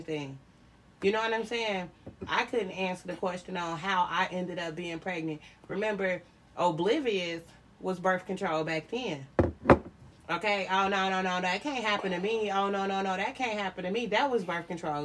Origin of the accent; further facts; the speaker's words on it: Chicago, Illinois, United States; I grew up in Chicago